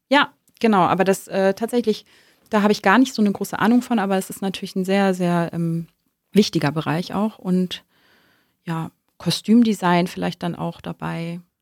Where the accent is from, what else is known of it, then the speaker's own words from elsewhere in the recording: Hamburg, Germany; moved away; also born or lived in Kiel; ich komme aus dem Norden, ich bin Hamburgerin, also gebürtige Hamburgerin, ähm, habe lange in Kiel gelebt